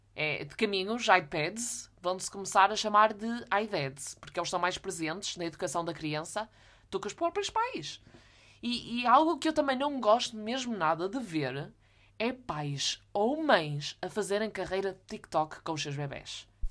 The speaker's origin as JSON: {"language": "Portuguese", "area": "the North", "region": "Norte", "country": "Portugal", "said": "eu sou do Norte."}